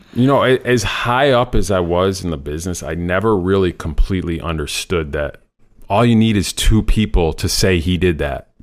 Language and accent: English; Rochester, New York, United States; also born or lived in Saratoga Springs, New York / Plattsburgh, New York; I was born in Rochester, New York